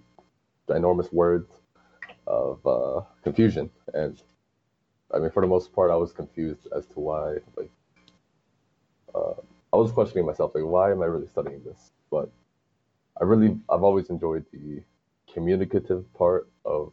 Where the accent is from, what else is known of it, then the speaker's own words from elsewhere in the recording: Hartsdale, New York, United States; I'm actually from Hartsdale